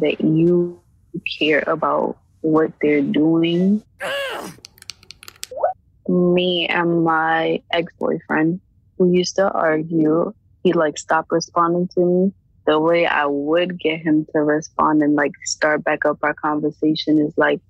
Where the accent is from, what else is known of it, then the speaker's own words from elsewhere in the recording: New York City, New York, United States; I'm 18 years old and I'm from Brooklyn, New York